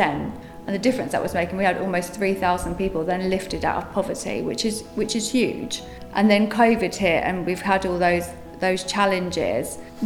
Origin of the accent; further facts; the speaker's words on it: Luton, East of England, United Kingdom; I was born in the Luton Dunstable Hospital and I grew up in Farley Hill.